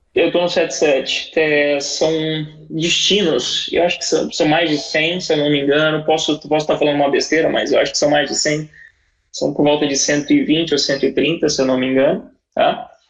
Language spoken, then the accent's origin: Portuguese; Brazil; moved away as an adult; also born or lived in São Paulo; now in United Arab Emirates; eu sou brasileiro, amo meu país